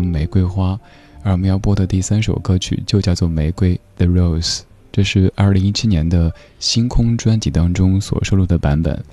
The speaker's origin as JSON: {"language": "Chinese", "country": "China", "said": "咱们中国人"}